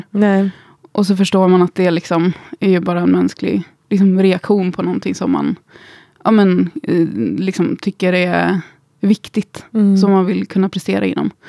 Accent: Gothenburg, Västra Götaland, Sweden; also born or lived in Skåne; now in Stockholm, Sweden; Och jag är uppvuxen i Göteborg. Jag vet inte, många säger att min dialekt har slätats ut lite under åren.

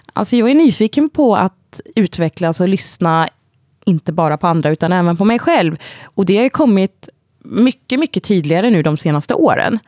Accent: Vargön, Västra Götaland, Sweden; moved away as an adult; also born or lived in Sri Lanka / Gothenburg / Scotland / London; now in Stockholm, Sweden; jag adopterades när jag var tre månader gammal och kom till Vargön som ligger ja, men nära Vänersborg, Trollhättan.

